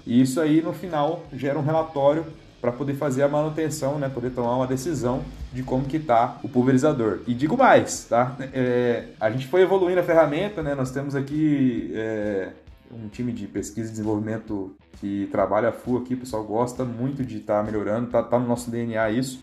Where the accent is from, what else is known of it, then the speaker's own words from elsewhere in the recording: Ubiratã, Paraná, Brazil; also born or lived in Pato Branco, Paraná / Campo Mourão, Paraná; Sou de Biratã, Paraná, né? minha família é de lá, meu pai é jardineiro